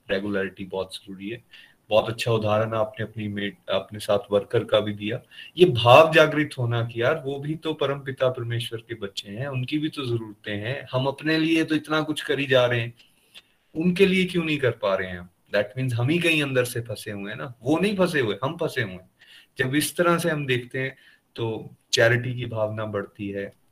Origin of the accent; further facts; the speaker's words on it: India; born there; वाकई हम भारतवर्ष में पैदा हुए तो ये एक अपने आप में भगवान की ब्लेसिंग्स हैं